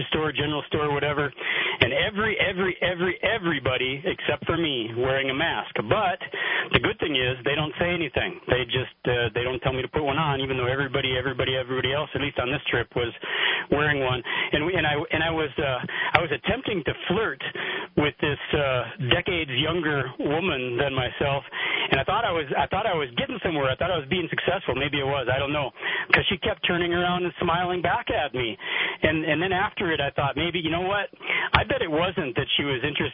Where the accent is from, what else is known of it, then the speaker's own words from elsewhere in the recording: border of North Dakota, South Dakota, Minnesota, Upper Midwest, United States; I'm from the border of North Dakota, South Dakota, Minnesota